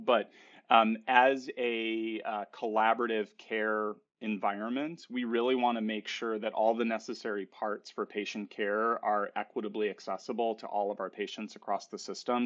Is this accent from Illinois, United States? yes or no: yes; Chicago, Illinois, United States; I'm from Chicago